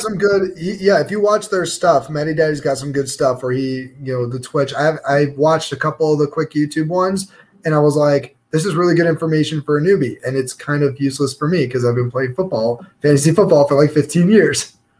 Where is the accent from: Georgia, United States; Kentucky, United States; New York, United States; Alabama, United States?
New York, United States; now in Kansas City, United States; I grew up in New York, then I moved to Kansas City